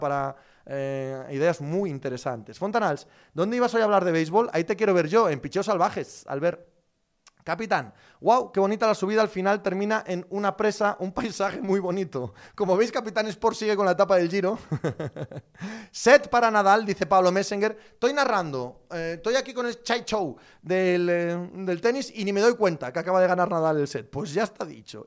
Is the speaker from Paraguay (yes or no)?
no; Cangas del Narcea, Asturias, Spain; mi pueblo